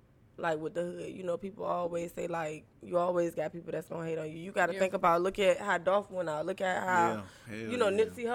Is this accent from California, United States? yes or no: no; Norfolk, Virginia, United States; I'm from Norfolk. Like, we live across from Gray's Funeral Home, Church Street. I live on Church Street.